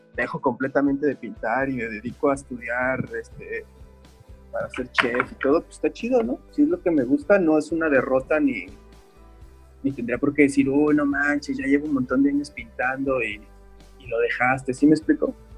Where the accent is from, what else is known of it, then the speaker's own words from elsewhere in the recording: Guadalajara, Jalisco, Mexico; moved away as an adult; now in Playa del Carmen, Mexico; soy originario de Guadalajara. Eh, tengo aproximadamente como 10 años viviendo aquí en Playa del Carmen. Pero pues realmente toda mi onda del artista empezó desde Guadalajara, ¿no? Que es donde ahí he estado la gran parte de mi vida, ahí crecí